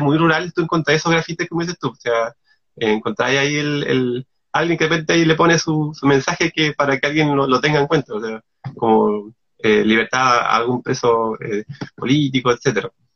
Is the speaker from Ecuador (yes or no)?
no; Castro, Los Lagos, Chile; also born or lived in Puerto Montt; mi infancia, eh, mi infancia, adolescencia en Castro, en, específicamente como el sector de Gamboa, yo, yo, ahí me crecí